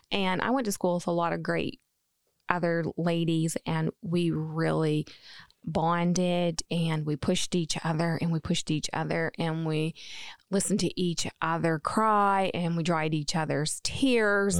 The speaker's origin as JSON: {"language": "English", "region": "New Brunswick", "country": "Canada", "moved": "yes", "lives_now": "Maine, United States", "said": "I am from New Brunswick, Canada. I am a maritime girl"}